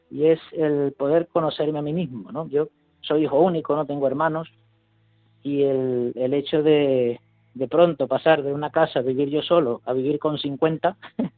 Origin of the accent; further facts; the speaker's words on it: Venezuela; moved away as an adult; now in Madrid, Spain; Yo en su día, yo vine aquí de Venezuela y por sorteo pues me han enviado a Madrid.